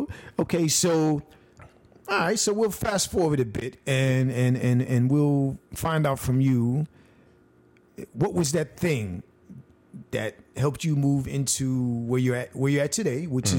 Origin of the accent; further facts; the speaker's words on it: United States; I was born in grew up in the United States.